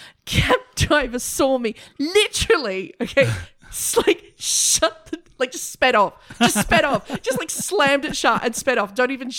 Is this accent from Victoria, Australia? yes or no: no; Broken Hill, New South Wales, Australia; I grew up in a mining town.